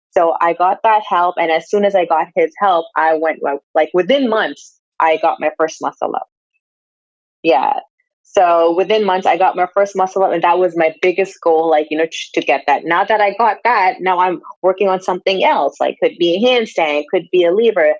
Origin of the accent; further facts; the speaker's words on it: Pakistan; moved away; I'm from Pakistan